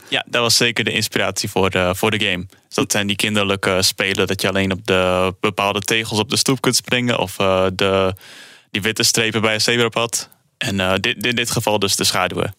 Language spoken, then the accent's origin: Dutch; Netherlands; we komen zelf uit Nederland